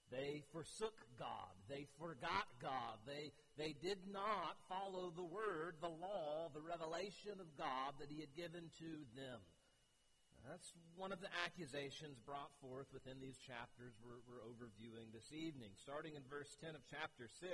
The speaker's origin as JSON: {"language": "English", "country": "United States", "said": "as an American"}